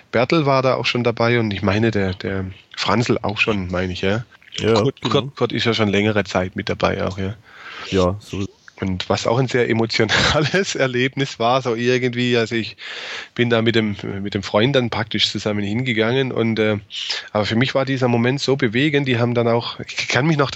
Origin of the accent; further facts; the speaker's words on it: Baden-Württemberg, Germany; Also bei uns in Baden-Württemberg, zumindest war so also meine Wahrnehmung, die waren einfach komplett weg.